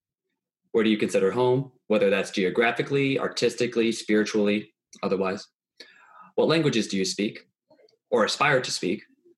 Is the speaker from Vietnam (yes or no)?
yes; Vietnam; moved away; if you're a Vietnamese-speaking person, and I was born in Vietnam.